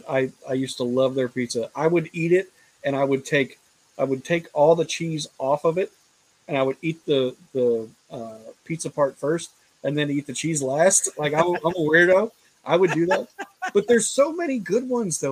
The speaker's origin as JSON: {"language": "English", "town": "Fairfield", "region": "Ohio", "country": "United States", "tie": "born or raised there", "said": "I grew up in Fairfield."}